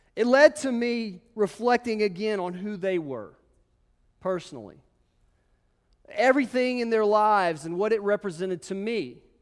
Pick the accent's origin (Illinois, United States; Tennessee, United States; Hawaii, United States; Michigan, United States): Tennessee, United States; Memphis; I'm from Memphis